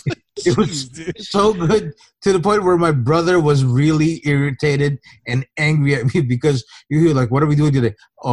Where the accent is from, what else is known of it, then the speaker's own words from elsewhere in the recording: Philippines; for those people who might not know, I came from the Philippines.